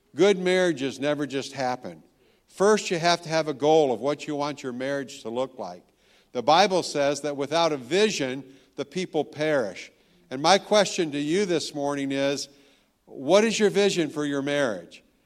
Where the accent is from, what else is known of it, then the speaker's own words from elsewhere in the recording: Tennessee, United States; now in Virginia, United States; I'm from Tennessee